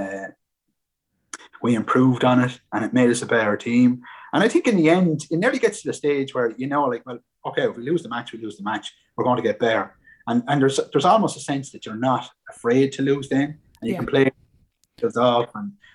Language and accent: English; Baltinglass, Leinster, Ireland; I'm from Wicklow, just from up the road there in Baldingdass.